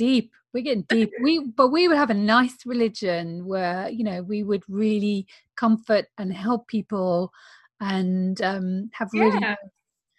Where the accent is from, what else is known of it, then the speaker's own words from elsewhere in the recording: Northern Ireland, United Kingdom; I grew up in Northern Ireland